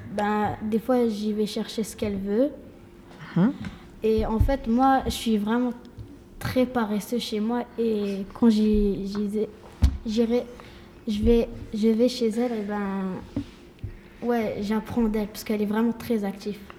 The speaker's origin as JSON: {"language": "French", "region": "Quebec", "country": "Canada", "tie": "born or raised there", "said": "Je suis née ici, au Québec, et mes parents viennent du Maroc"}